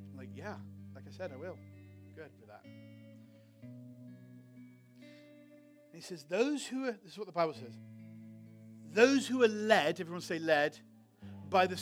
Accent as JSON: {"language": "English", "region": "England", "country": "United Kingdom", "moved": "yes", "lives_now": "United States", "said": "I'm from England too"}